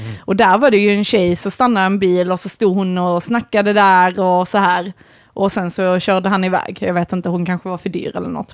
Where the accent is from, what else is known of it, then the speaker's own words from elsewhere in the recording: Malmö, Skåne, Sweden; jag växte upp i Malmö och är på Bulltofta eh, där Kirseberg, Bulltoftaområdet